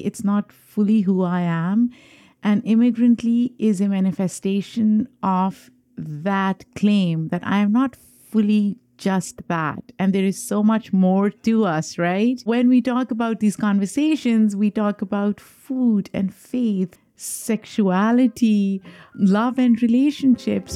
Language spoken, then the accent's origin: English; Pakistan; a young Muslim girl growing up in Pakistan